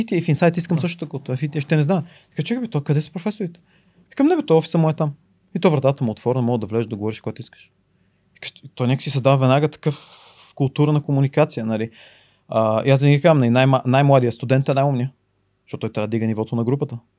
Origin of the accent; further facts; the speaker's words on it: Bulgaria; moved away as an adult; also born or lived in New York; аз съм единствения българин